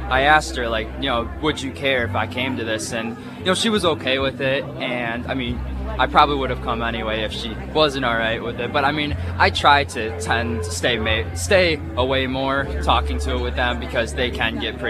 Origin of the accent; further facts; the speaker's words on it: Rochester, New York, United States; moved away as an adult; I'm from Rochester, New York